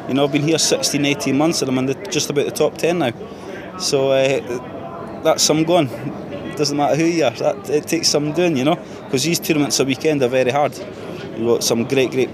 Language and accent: English; Scotland, United Kingdom; I'm Scottish